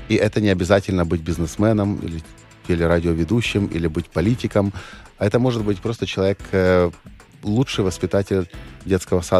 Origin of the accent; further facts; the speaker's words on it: Ukraine; Да, я украинец угу. и э, патриот Украины.